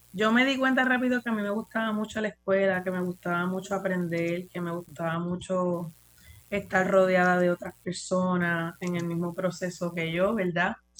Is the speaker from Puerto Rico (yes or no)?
yes; San Juan, Puerto Rico; moved away as an adult; also born or lived in New York, United States; natural de San Juan. Eh, aquí nací, aquí me crié